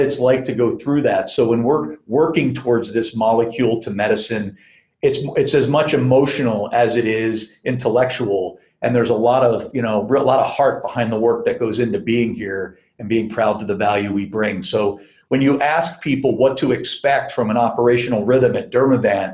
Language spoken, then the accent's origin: English; Philadelphia, Pennsylvania, United States; also born or lived in Beijing, China / Lausanne, Switzerland / Sao Paulo, Brazil; now in Southern California, United States; growing up in Philadelphia